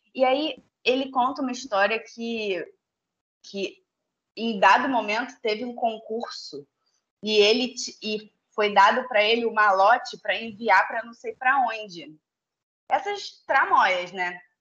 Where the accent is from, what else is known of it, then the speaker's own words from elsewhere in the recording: São Gonçalo, Rio de Janeiro, Brazil; also born or lived in Tijuca, Rio de Janeiro / Niterói; Eu também sou de São Gonçalo